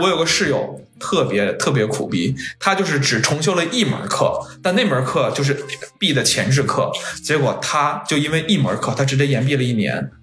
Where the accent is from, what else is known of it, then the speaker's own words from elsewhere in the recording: Yunnan, China; 我是云南人